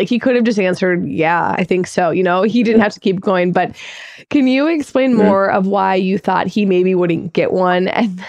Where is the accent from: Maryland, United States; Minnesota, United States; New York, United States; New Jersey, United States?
Minnesota, United States; my home state of Minnesota?